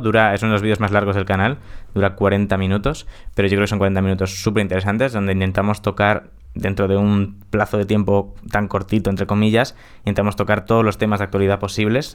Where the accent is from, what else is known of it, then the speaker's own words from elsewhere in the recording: Spain; es donde he nacido en España